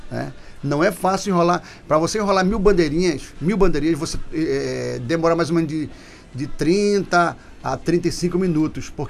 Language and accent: Portuguese; Manaus, Amazonas, Brazil; born there; Nasci em Manaus